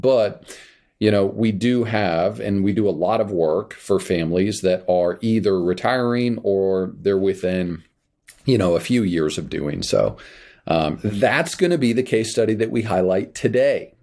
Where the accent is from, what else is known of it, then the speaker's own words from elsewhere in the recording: Kansas, United States; moved away; I grew up in Kansas